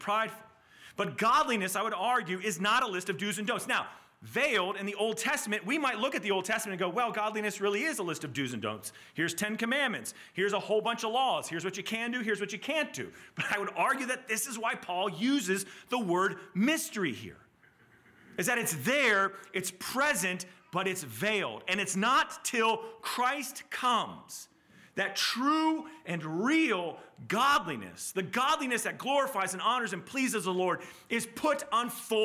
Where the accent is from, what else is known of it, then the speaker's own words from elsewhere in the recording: Southeast, United States; I grew up in the Southeast in a Southern Baptist church